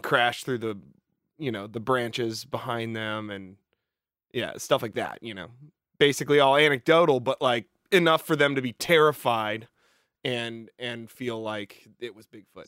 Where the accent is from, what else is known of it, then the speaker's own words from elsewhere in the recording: the Northwest, Pacific Northwest, United States; I'm from the Northwest, you know, we got, we got mountains and hills